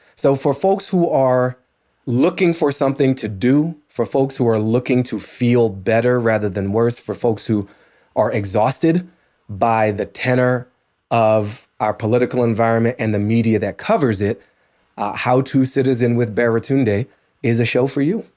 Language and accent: English; Washington, District of Columbia, United States; moved away; the Washington Post, my hometown paper